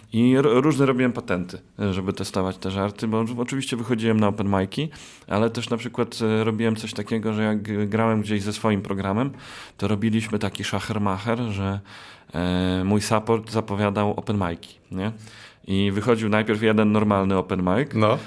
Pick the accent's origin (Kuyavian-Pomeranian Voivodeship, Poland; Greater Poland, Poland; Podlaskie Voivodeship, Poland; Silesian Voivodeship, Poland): Podlaskie Voivodeship, Poland; Białystok; u nas w Białymstoku